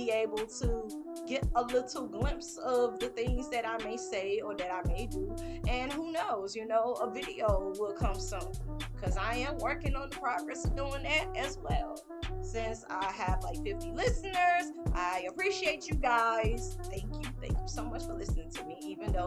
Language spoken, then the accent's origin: English; Mississippi, United States; I'm from Mississippi